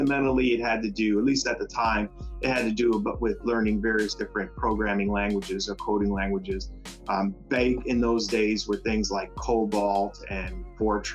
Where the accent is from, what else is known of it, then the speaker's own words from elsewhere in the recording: New York City, New York, United States; moved away as an adult; also born or lived in Fort Wayne, Indiana; I grew up in Brooklyn, New York. I'm a son of immigrants from the West Indies.